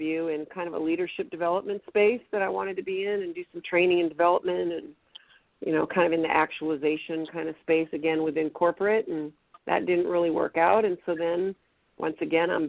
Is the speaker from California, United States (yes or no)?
yes; Sacramento, California, United States; also born or lived in Boston, Massachusetts; I was born in Boston, grew up in Sacramento, went to high school